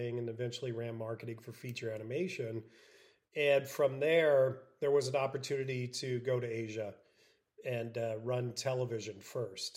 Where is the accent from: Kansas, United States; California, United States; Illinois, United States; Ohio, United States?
Illinois, United States; Southern; moved away as an adult; also born or lived in Denver, Colorado; I came from Southern Illinois to go to the University of Denver, so I kind of got out of this small cow town and moved to the big city